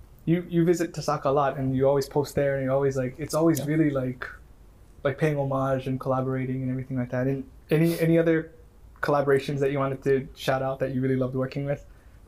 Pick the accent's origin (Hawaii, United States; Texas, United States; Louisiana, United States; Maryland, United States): Hawaii, United States; I always thought it was I'm from Kauai. We never had that. We had like Diamond Head Strawberry Soda and whatever. But Green River, I thought it was an Oahu thing.